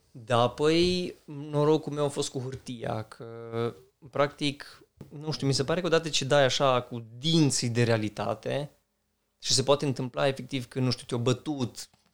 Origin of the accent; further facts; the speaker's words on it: Romania; ca români